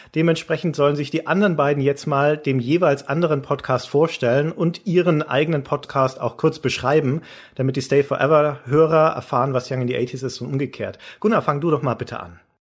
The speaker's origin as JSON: {"language": "German", "area": "Nuremberg area", "region": "Bavaria", "country": "Germany", "said": "in Nürnberg bei uns"}